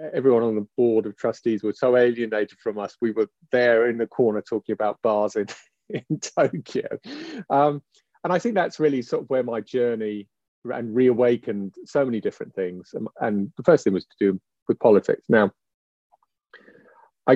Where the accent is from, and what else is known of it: England, United Kingdom